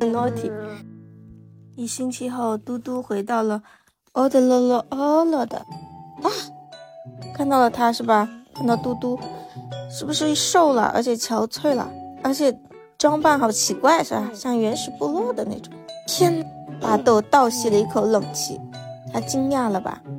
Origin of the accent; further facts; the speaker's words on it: China; 我们中国人